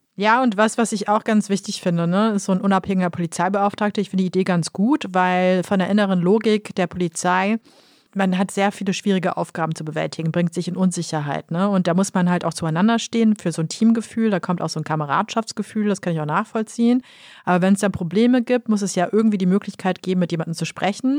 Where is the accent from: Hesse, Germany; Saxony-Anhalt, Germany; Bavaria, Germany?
Hesse, Germany; Kassel; in Kassel, meinem Geburtsort